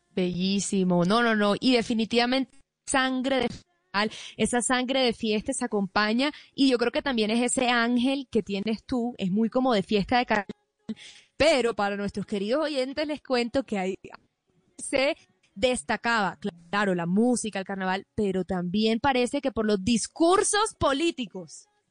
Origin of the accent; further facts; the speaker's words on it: Barranquilla, Atlántico, Colombia; mi infancia en Barranquilla